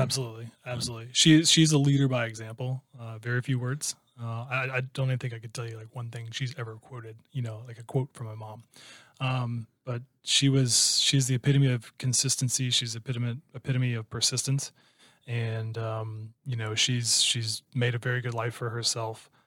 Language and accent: English; Iowa, United States; moved away as an adult; also born or lived in Chicago, United States; now in Houston, United States; that's still considered, you know, where I'm from